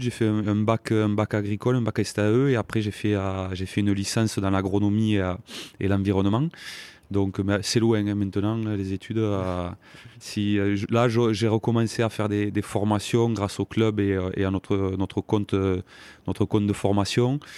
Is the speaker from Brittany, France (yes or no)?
no; Saint-Nicolas-de-la-Grave, Occitania, France; also born or lived in Montauban; moi je, viens d'une famille euh, d'agriculteurs. Mes parents ont une, ferme dans le Tarn-et-Garonne.